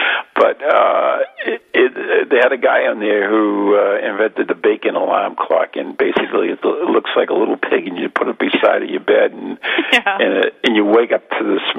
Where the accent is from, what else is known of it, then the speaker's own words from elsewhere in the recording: Massachusetts, United States; We're all from Mass, so we're all like brothers under the skin.